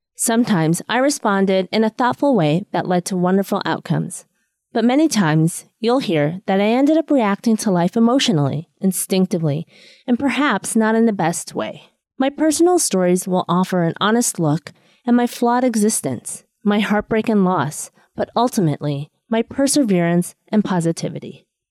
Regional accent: Chicago, Illinois, United States; also born or lived in East Coast, United States; now in Los Angeles, United States; I was born and raised in Chicago, then I moved out east, and now I'm out in Los Angeles

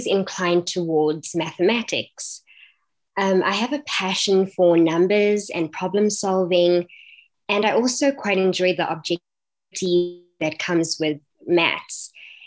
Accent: Johannesburg, Gauteng, South Africa; I am from Bedford View, Johannesburg. I was born and raised here.

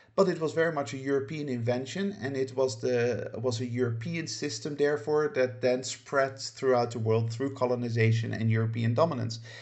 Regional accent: Netherlands; moved away as an adult; also born or lived in United Kingdom; now in Spain; I grew up very much in a Western Judai, Judeo-Christian society, namely the Netherlands, um, where I lived for the first eighteen years of my life.

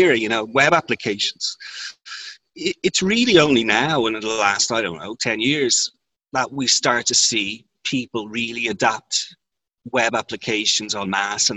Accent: Ireland; I'm from Ireland, which is a common law jurisdiction

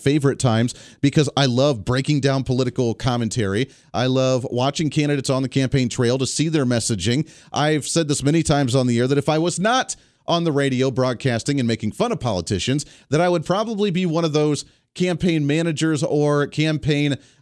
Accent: Bailey, Colorado, United States; moved away as an adult; now in Kansas, United States; That's where I grew up, little town of Bailey, Colorado

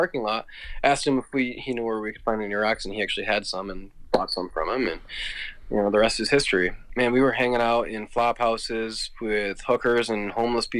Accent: Clarkston, Michigan, United States; moved away; also born or lived in Worcester; we grew up in Clarkson

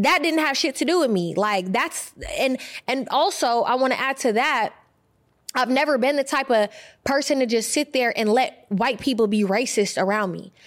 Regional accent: Bay Area, California, United States; When I was growing up, I grew up in the Bay Area

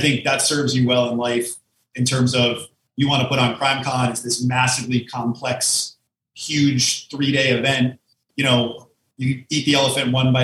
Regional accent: Connecticut, United States; now in Manhattan, United States; we grew up in Connecticut

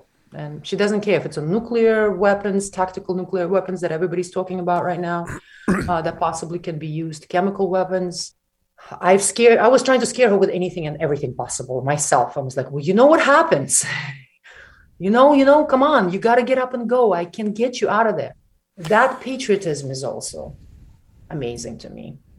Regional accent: Siberia, Russia; English is a second language; also born or lived in Ukraine; now in New York, United States; I was born and I'm Ukrainian. I grew up in Siberia, which is very much Russia.

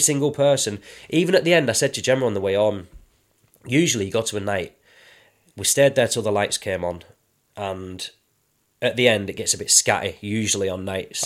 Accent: London, United Kingdom; we, we grew up in London

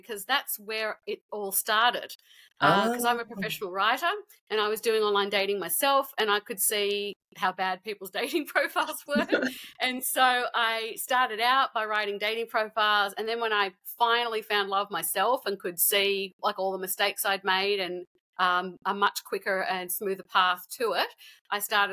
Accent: Sydney, New South Wales, Australia; also born or lived in Canada / New York, United States; I met my husband in my hometown of Sydney.

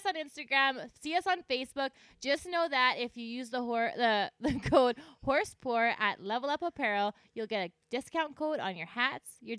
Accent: Lac La Biche, Alberta, Canada; I'm from Lac La Biche

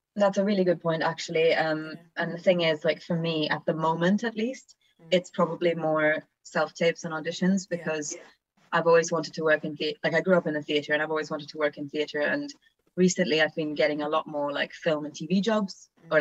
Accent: Vienna, Austria; moved away; I'm uh, half Italian, half Australian actor, but I grew up in Vienna

